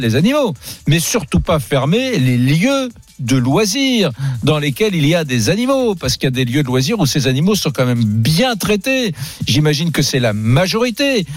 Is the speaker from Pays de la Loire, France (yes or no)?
yes; Nantes, Pays de la Loire, France; j'ai grandi à Nantes